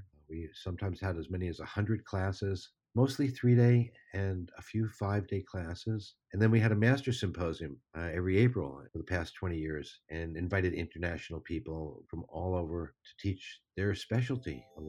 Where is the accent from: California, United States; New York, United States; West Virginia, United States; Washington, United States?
New York, United States; Great Neck; moved away as an adult; also born or lived in Virginia / Mexico / Germany / San Francisco; Well, I grew up in Great Neck, New York, and studied like all kids do and did okay in school and went to college at the University of Virginia